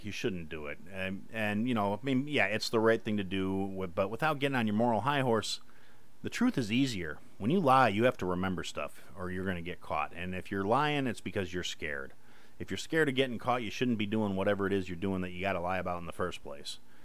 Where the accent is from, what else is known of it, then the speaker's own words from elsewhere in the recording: Kenosha, Wisconsin, United States; moved away; I am from Kenosha, Wisconsin. That's a small town in the southeast corner of Wisconsin